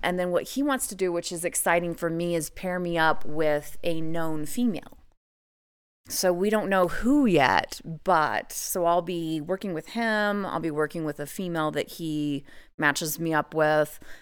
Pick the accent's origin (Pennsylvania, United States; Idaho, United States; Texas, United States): Idaho, United States; I actually live in Idaho, So, I'm born and raised in Idaho